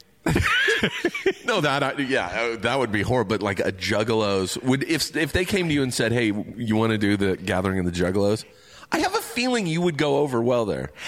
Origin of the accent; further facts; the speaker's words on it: Riverside, California, United States; I grew up grew up in Riverside